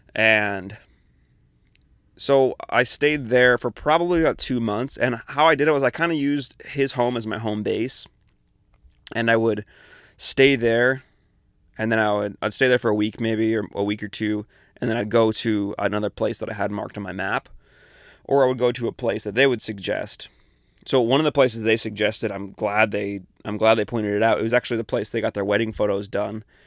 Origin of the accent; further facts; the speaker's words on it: Tri-Cities, Washington, United States; moved away as an adult; I'm from Eastern Washington, from the Tri-Cities.